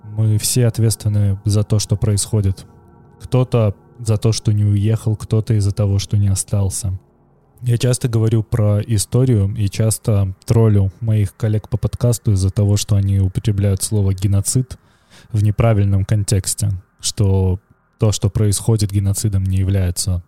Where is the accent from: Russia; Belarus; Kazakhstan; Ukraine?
Belarus; now in Vilnius, Lithuania; я при этом белорус